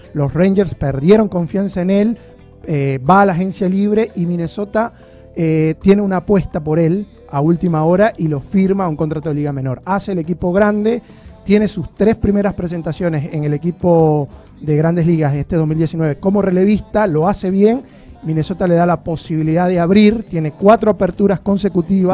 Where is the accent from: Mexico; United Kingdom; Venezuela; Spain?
Venezuela; now in Argentina